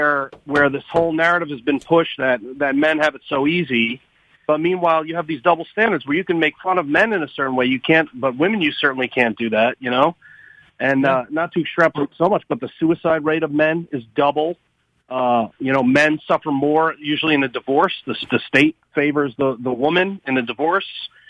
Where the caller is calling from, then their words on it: New York, United States; Yeah, … from New York.